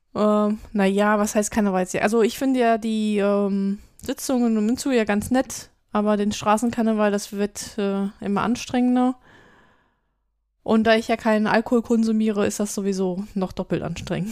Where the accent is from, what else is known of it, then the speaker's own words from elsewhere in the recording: Düsseldorf, North Rhine-Westphalia, Germany; ich habe meine Jugend und meine wilde Zeit auch eher in Düsseldorf verbracht als in Köln